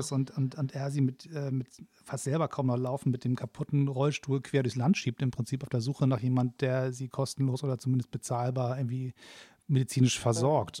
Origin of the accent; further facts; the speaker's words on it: Hamburg, Germany; als Hamburger